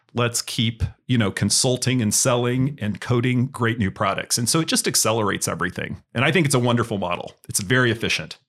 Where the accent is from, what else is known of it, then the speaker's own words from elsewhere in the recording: Indiana, United States; also born or lived in San Francisco, California / Carmel, Indiana; I grew up in Indiana, um, Indiana University graduate